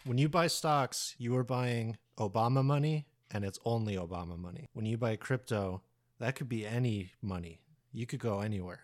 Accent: United States; we're all American

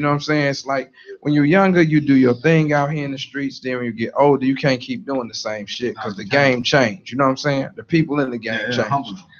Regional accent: Chicago, Illinois, United States; I grew up on 79th

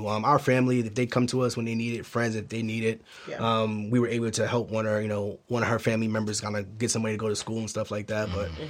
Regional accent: New York City, New York, United States; born or raised there; moved away

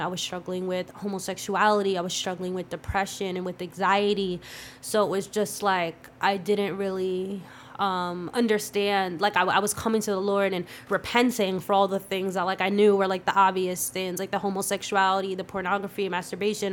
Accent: Palisades Park, New Jersey, United States; also born or lived in Clifton, New Jersey / Passaic, New Jersey / Paterson, New Jersey; I say I'm from Palisades Park 'cause that's where I graduated and spent most of my, my school years and all

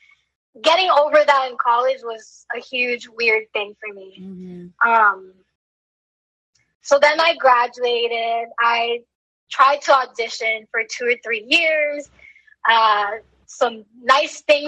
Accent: New York City, New York, United States; also born or lived in Washington Heights, New York City; I was born and raised in the Bronx.

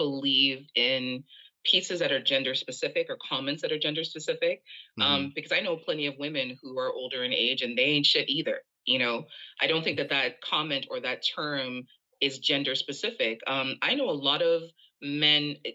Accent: Jamaica; now in Canada; I am originally from Jamaica. I live in Canada.

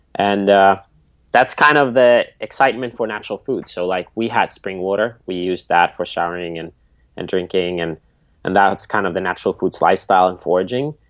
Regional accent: Nokia, Pirkanmaa, Finland; So I grew up in Finland at our family farm.

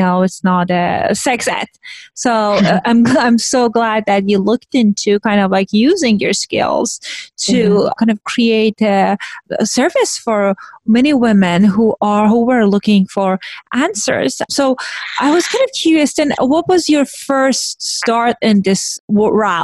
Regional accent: Iran; moved away; I grew up in Iran, which was like post-revolution.

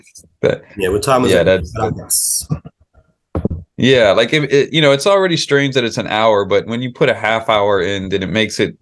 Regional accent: Hawaii, United States; now in Japan; growing up in Hawaii, we didn't have to deal with daylight savings time

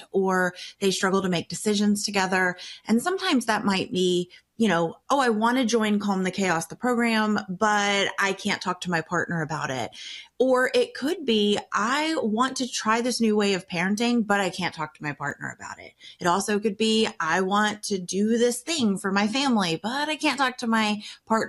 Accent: the South, United States; I grew up in the South where you get married really young

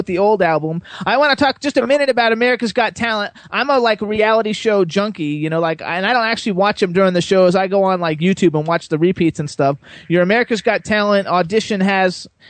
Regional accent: West Palm Beach, Florida, United States; I grew up in West Palm Beach

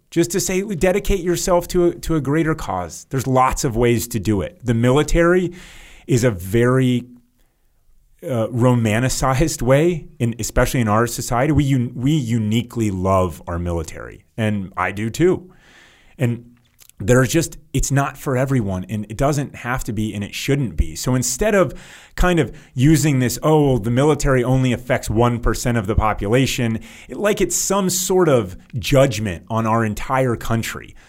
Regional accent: United States; As an American

